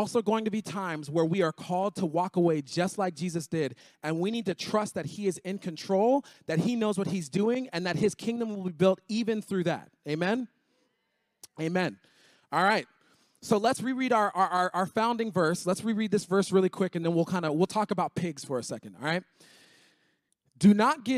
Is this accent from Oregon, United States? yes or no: no; Miami, Florida, United States; I grew up in Miami